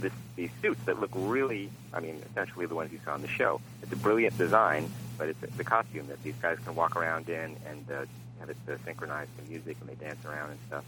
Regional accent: United States; as an American

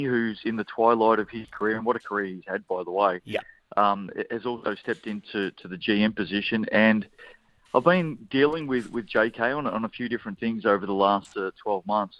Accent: Australia; now in New Zealand; Here I am as an Aussie

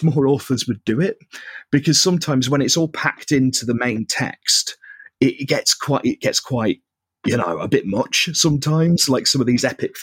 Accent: Cheshire, North West England, United Kingdom; I'm from the northwest, right? So I'm actually from Cheshire, just under Manchester.

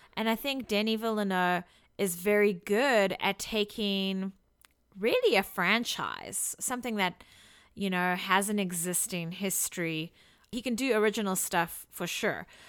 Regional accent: South Africa; now in Washington, United States; I come from South Africa

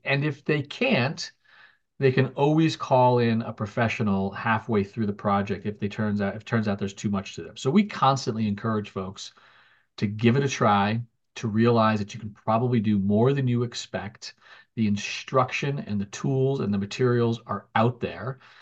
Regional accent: New Jersey, United States; moved away as an adult; now in Massachusetts, United States; I'm a New Jersey native, and I spent my childhood there

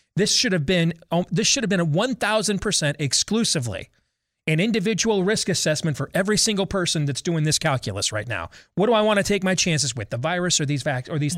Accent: Iowa, United States; my home state of Iowa

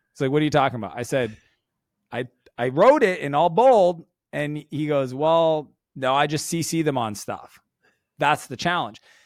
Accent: Canada; I'm Canadian

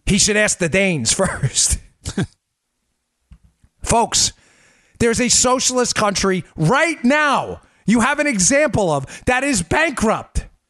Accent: the North, United States; moved away; also born or lived in the South (US); I grew up in the North. I live down here now.

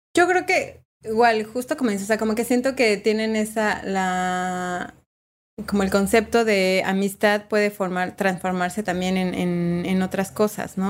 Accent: Mexico; moved away as an adult; now in Uruguay; como mexicanos, mexicanas y mexicanes

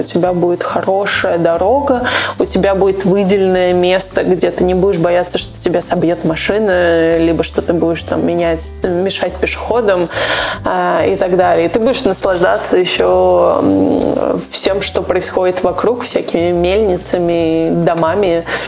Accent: Urals, Russia; moved away; я родилась просто на Урале

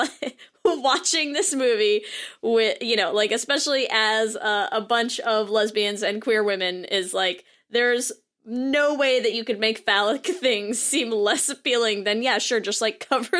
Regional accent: United Kingdom; accent: British; who are just going to come on and shit all over our British accents.

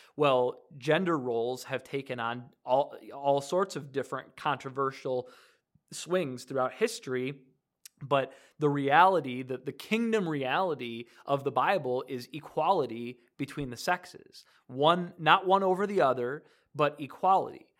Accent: Detroit area, Michigan, United States; now in Decatur, United States; I'm originally from Michigan, from near D, the Detroit area

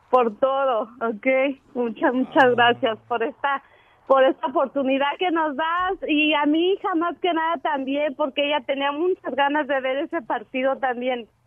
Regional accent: León, Guanajuato, Mexico; moved away; also born or lived in Jalisco; soy eh, nacida en Jalisco y criada en León, en Guanajuato.

